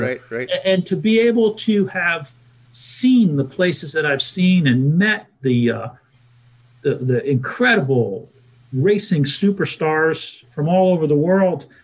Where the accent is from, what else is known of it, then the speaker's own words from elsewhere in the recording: New Jersey, United States; I'm from New Jersey